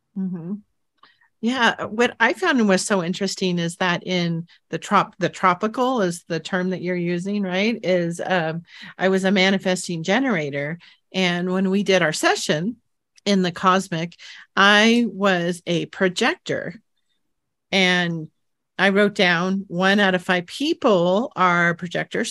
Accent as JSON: {"language": "English", "town": "San Jose", "region": "California", "country": "United States", "tie": "born or raised there", "said": "where I grew up in San Jose, California"}